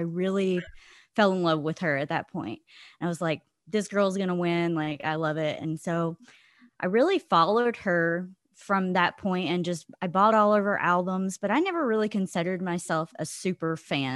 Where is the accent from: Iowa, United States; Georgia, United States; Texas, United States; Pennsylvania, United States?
Georgia, United States; now in Holland, Michigan, United States; I am from Holland, Michigan, originally from Georgia, but moved up north like 15 years ago